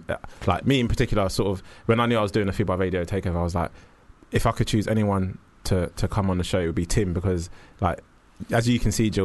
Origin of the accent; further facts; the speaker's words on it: Jamaica; I'm Jamaican